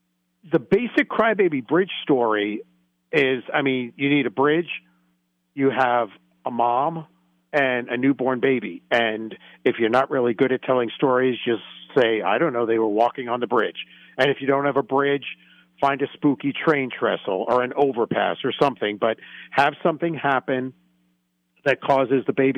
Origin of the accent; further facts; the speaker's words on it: New York, United States; also born or lived in Georgia; now in Ohio, United States; I grew up in New York where there was one.